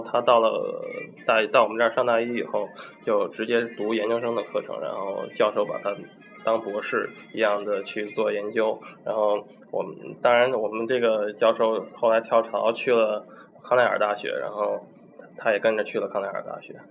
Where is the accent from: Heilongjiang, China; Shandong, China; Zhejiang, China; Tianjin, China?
Shandong, China; also born or lived in Washington; 因为我是山东人